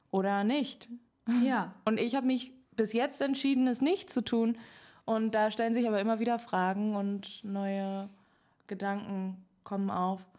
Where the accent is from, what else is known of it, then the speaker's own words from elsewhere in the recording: Berlin, Germany; Ja, ich komme aus einem ähm, Musikerhaushalt. Ich bin in Berlin aufgewachsen